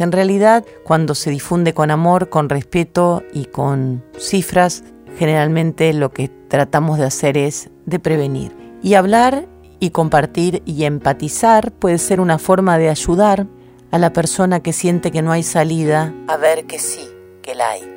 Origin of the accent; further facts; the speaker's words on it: Rosario, Santa Fe, Argentina; moved away; cuando regreso a Rosario, mi ciudad natal